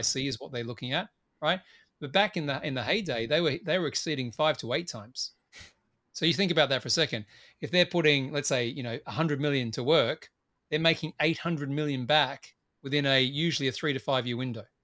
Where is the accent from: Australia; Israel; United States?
Australia; as I tend to be as an Australian